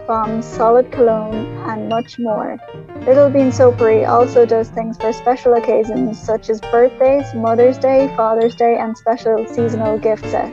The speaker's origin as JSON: {"language": "English", "country": "Ireland", "said": "your favorite host from the Emerald Isles."}